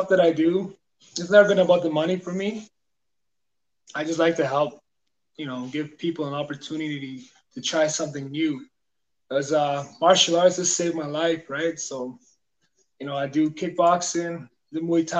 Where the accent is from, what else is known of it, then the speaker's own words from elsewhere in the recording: La Loche, Saskatchewan, Canada; first language Dene; moved away; I'm from La Loche, Saskatchewan